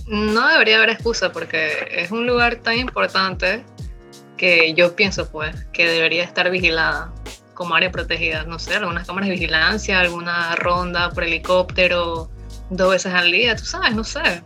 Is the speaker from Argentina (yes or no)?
no; Panama; tengo 23 años, soy panameña